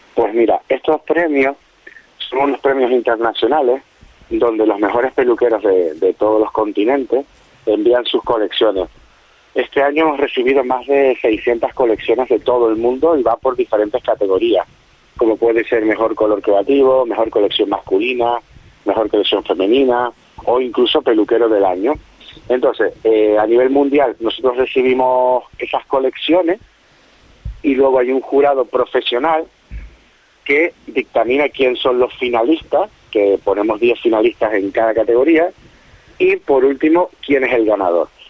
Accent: Canary Islands, Spain; yo soy canario

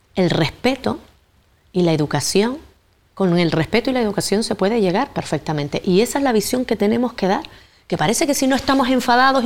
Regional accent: Gran Tarajal, Canary Islands, Spain; adoro mi pueblo, el pueblo de Gran Tarajal

